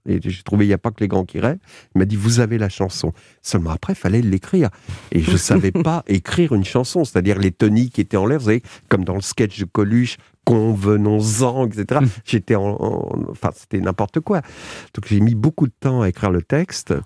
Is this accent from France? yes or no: yes; Argenteuil, Île-de-France, France; je suis d'Argenteuil